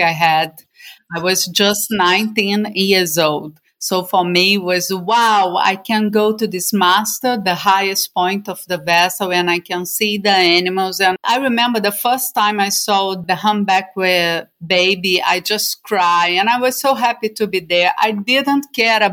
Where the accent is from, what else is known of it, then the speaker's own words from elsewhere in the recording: Rio de Janeiro, Brazil; moved away as an adult; now in Norway; I am from Brazil. And at the moment, well, since 2013, I live in Norway, in a small island